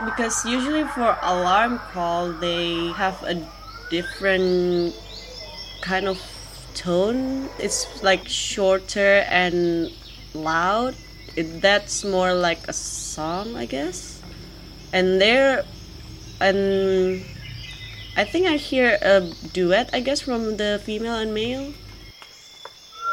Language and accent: English; Indonesia; I'm from Indonesia.